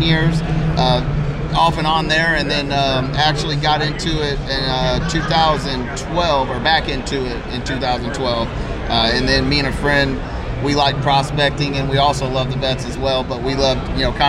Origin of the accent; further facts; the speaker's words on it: Midwest, United States; I'm from the Midwest